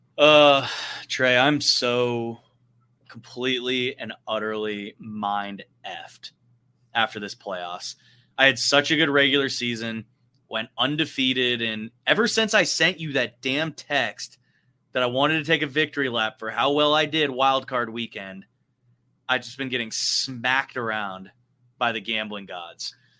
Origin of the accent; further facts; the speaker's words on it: West Coast, United States; now in Texas, United States; growing up on the West Coast